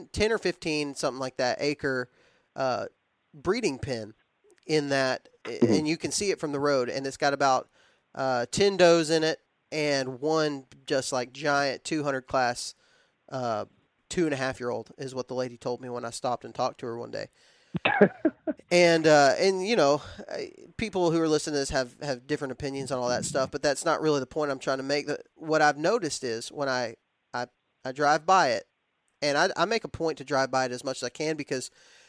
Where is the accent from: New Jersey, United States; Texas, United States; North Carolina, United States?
Texas, United States; I was raised in West Texas where you hunt over corn feeders and things like that. Like that's just how I was raised.